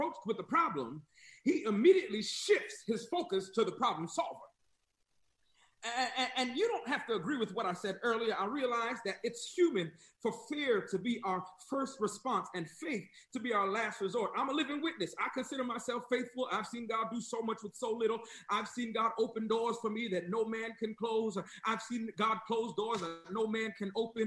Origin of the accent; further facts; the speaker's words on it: New York, United States; moved away as an adult; also born or lived in the South (US); now in US South; I'm from New York